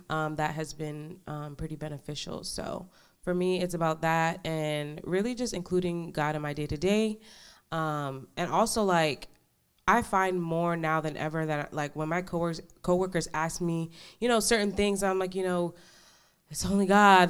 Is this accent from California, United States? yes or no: no; New York, United States; now in Dallas, United States; I'm from New York originally